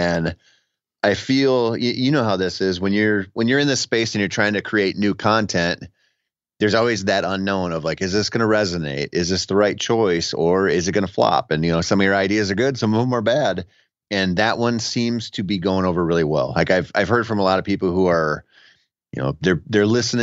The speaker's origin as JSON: {"language": "English", "region": "Minnesota", "country": "United States", "tie": "born or raised there", "said": "growing up in Minnesota"}